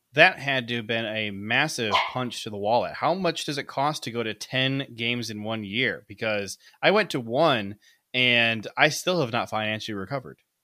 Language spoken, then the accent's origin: English; Ohio, United States; moved away; also born or lived in Michigan; I grew up in Ohio